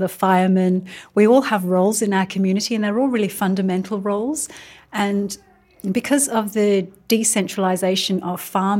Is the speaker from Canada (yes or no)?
no; England, United Kingdom; now in Australia; I'm also an immigrant. I'm from England and I'm also Turkish Indian.